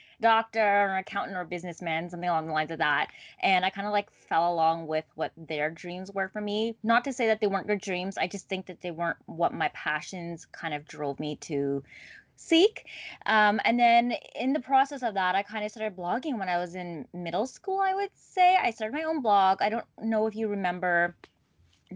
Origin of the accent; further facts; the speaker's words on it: Ottawa, Ontario, Canada; moved away as an adult; now in Toronto, Canada; I'm actually not a Toronto native. I was born and raised in Ottawa